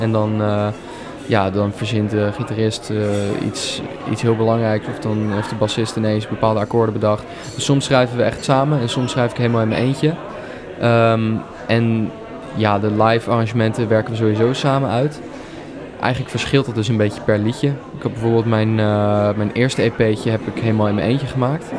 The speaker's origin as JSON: {"language": "Dutch", "town": "Leiden", "region": "South Holland", "country": "Netherlands", "tie": "born or raised there", "said": "In Leiden ben ik geboren en heb ik eigenlijk mijn hele leven gewoond"}